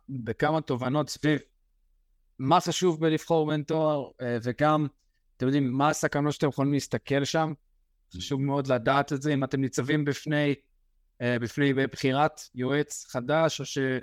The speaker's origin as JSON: {"language": "Hebrew", "country": "Israel", "said": "אנחנו בתור ישראלים"}